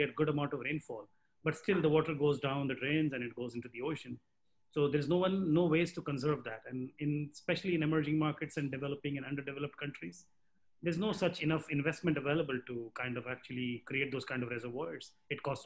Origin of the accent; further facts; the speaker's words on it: India; I'm Indian as well.